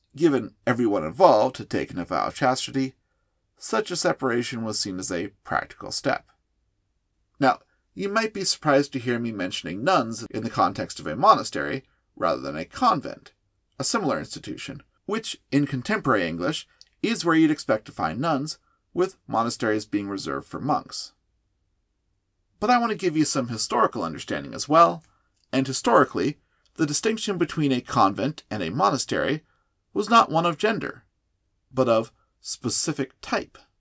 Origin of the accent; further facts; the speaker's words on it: United States; As an American Catholic